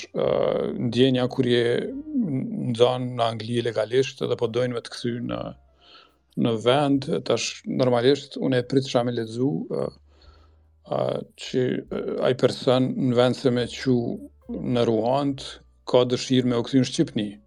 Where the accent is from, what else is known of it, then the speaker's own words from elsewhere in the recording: Kosovo; now in United Kingdom; e kemi gjetë në si Kosovar kur kemi emigruar